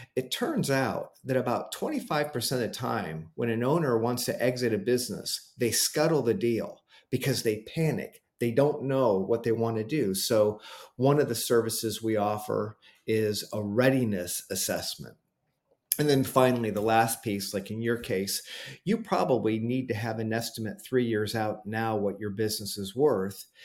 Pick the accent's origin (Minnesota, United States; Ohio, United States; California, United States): Ohio, United States; Cleveland; my hometown of Cleveland, Ohio